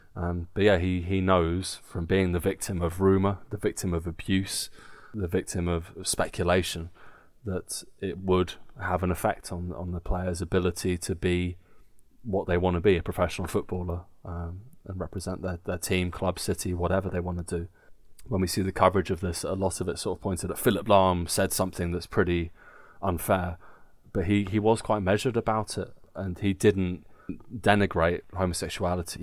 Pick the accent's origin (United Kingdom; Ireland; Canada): United Kingdom; England; now in Germany; as English people